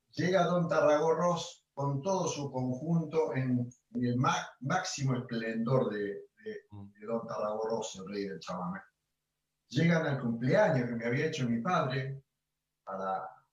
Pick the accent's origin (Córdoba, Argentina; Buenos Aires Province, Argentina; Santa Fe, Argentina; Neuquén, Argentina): Santa Fe, Argentina; Rosario; yo nací acá en Rosario, en la zona sur de Rosario, barrio Saladillo